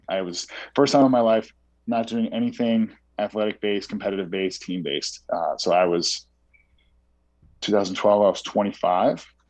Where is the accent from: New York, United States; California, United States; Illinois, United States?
New York, United States; I grew up in New York